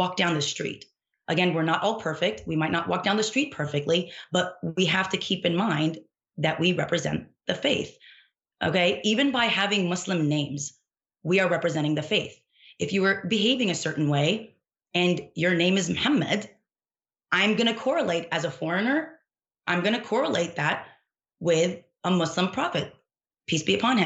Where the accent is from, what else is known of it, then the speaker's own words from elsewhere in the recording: Dallas, Texas, United States; I grew up here in Dallas, Texas